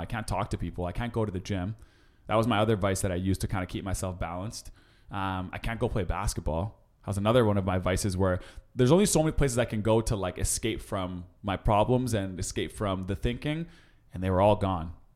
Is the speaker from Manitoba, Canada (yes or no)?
yes; Winnipeg, Manitoba, Canada; now in Toronto, Canada; my hometown Winnipeg